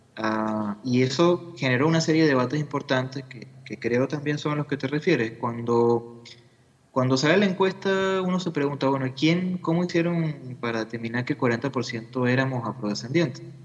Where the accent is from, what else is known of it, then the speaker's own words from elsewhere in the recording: Venezuela; como venezolanos